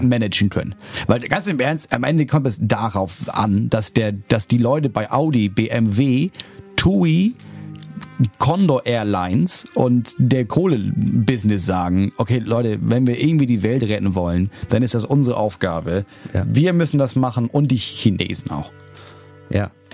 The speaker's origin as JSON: {"language": "German", "region": "Schleswig-Holstein", "country": "Germany", "said": "ich komme aus Schleswig-Holstein"}